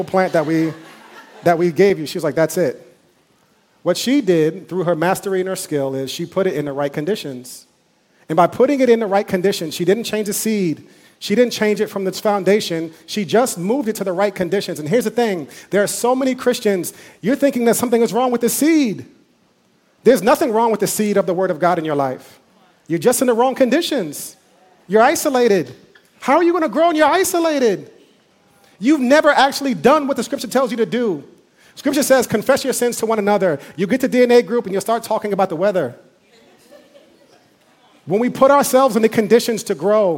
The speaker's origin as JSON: {"language": "English", "town": "New York City", "region": "New York", "country": "United States", "tie": "born or raised there", "said": "I grew up eating mangoes on Fordham Road"}